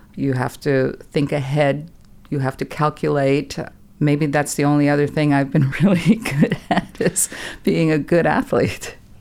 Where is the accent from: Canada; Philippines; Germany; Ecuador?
Germany; moved away as an adult; also born or lived in California; now in Texas, United States; I was born and raised in Germany